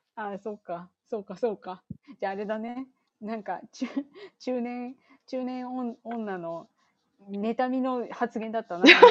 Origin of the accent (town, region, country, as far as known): Chiba, Japan; born or raised there; now in United States